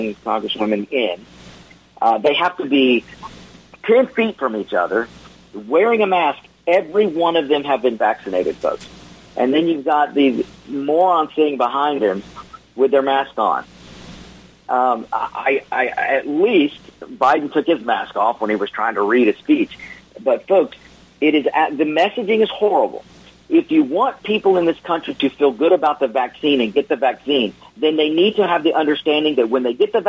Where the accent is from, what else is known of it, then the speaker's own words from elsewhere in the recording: Georgia, United States; I'm from Georgia